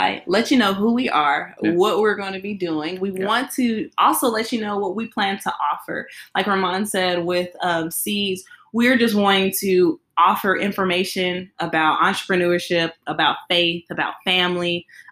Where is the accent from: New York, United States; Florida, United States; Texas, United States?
Texas, United States; Brownwood; now in Fort Worth, United States; I'm from Brownwood. Probably never heard of it, but it's a small town. And my family, we lived there for a while